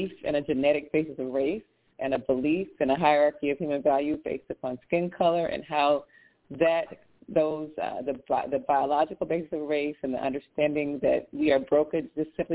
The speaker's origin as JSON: {"language": "English", "region": "Louisiana", "country": "United States", "said": "I'm from Louisiana"}